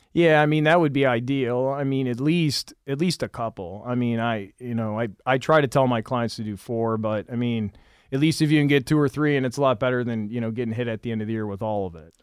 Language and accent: English; Michigan, United States; moved away; I'm originally from Michigan.